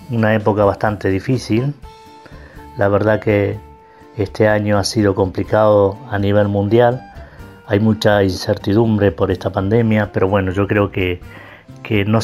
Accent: Neuquén, Argentina; also born or lived in Junín de los Andes; Soy nacido en Junín de los Andes, me crié en la ciudad capital del Neuquén, donde hice mis estudios y trabajé en, esta ciudad tan bonita y tan querida.

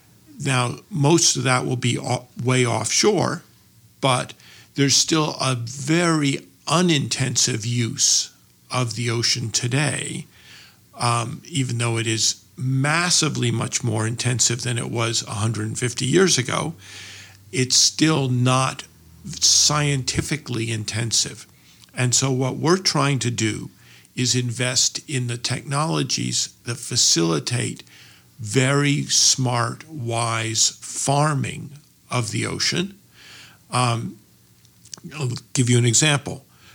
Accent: Cambridge, Massachusetts, United States; Cambridge, Massachusetts.

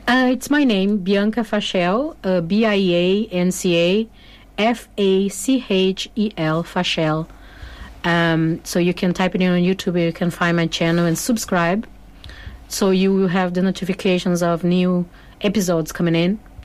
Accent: Porto Alegre, Rio Grande do Sul, Brazil; English is a second language; moved away as an adult; now in Ireland; originally from Brazil, from a big city called Porto Alegre, uh, in the south of Brazil

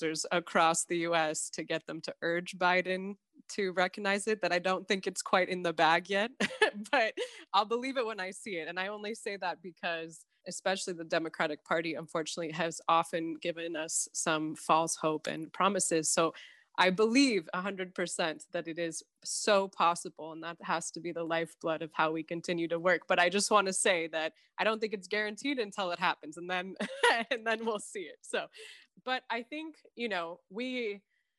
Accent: Los Angeles, California, United States; I'm born and raised in Los Angeles, California, where I'm coming to you today

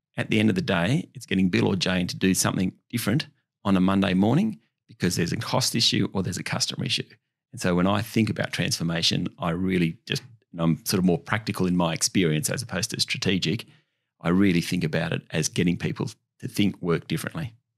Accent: Orange, New South Wales, Australia; I grew up in Orange, country New South Wales, about three and a half hours west of Sydney

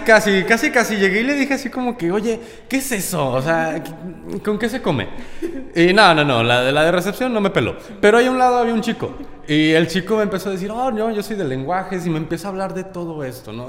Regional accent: Guanajuato, Mexico; now in Monterrey, Mexico; yo vengo de Guanajuato, entonces allá esto no existe

